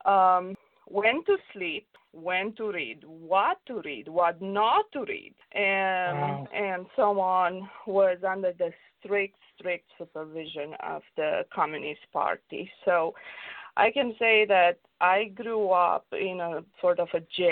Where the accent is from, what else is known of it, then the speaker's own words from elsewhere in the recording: Romania; now in Los Angeles, United States; growing up in Romania, it was tough because I grew up during the communist regime